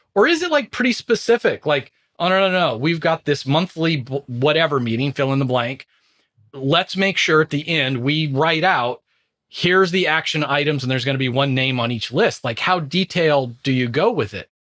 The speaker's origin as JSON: {"language": "English", "region": "Southern California", "country": "United States", "tie": "born or raised there", "moved": "yes", "said": "I was born in Southern California, still have tons of friends and family there"}